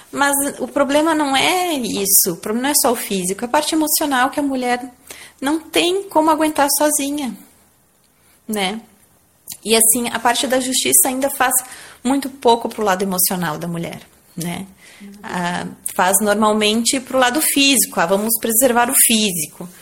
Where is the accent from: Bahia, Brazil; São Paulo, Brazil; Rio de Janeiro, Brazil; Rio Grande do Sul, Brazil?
Rio Grande do Sul, Brazil; Garibaldi; moved away; desde que a gente voltou pra Garibaldi aqui